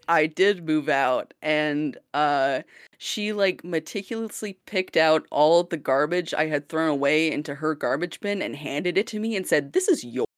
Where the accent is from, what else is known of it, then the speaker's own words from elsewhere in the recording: Blaine, Minnesota, United States; accent: Minnesotan; now in Vancouver, Canada; my hometown accent from Blaine, Minnesota